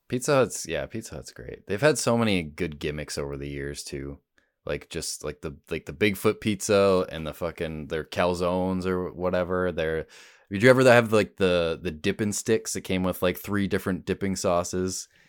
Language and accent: English; Rochester, New York, United States; I'm from Rochester originally